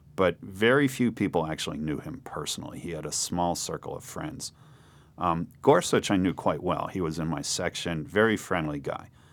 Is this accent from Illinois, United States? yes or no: no; Princeton, New Jersey, United States; moved away; also born or lived in Cambridge, Massachusetts; I grew up in Princeton, New Jersey. I was born in Princeton.